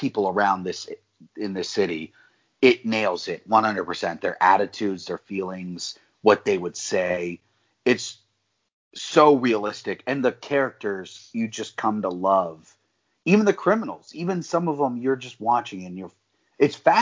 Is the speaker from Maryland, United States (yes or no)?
yes; Maryland, United States; I'm from Maryland. I don't live in Baltimore City. I'm not from Baltimore City